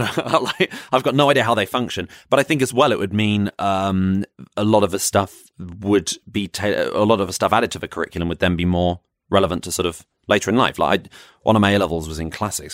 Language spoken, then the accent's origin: English; Croydon, London, United Kingdom; also born or lived in West Sussex; I'm from Croydon